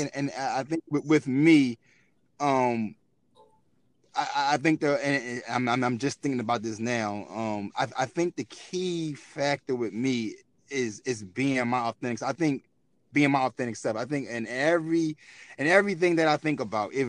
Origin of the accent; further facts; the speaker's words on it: Philadelphia, Pennsylvania, United States; I'm from North Philadelphia